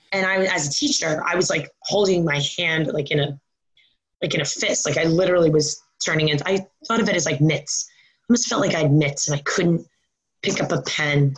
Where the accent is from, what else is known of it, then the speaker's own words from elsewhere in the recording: Long Island, New York, United States; also born or lived in Maryland; now in New Jersey, United States; I grew up um, in New York um, on Long Island